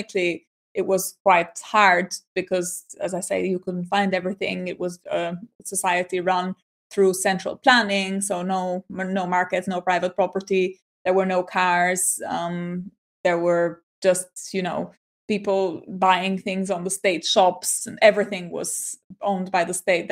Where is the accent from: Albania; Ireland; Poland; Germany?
Albania; the life of growing up on the Mediterranean